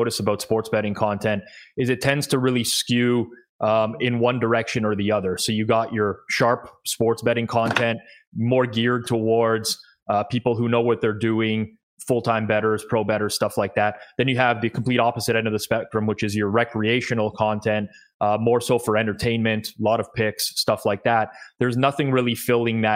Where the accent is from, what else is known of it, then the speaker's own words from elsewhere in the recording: Toronto, Ontario, Canada; I am Canadian, born and raised in Toronto